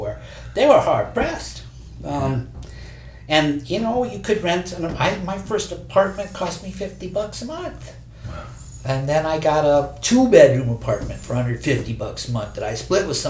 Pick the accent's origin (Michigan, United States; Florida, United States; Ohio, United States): Ohio, United States; moved away; I came from Ohio. Yes. Little town.